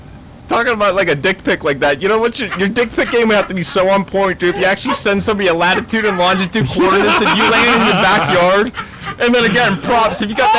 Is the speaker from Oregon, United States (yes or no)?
no; Pittsburgh, Pennsylvania, United States; I'm from Pittsburgh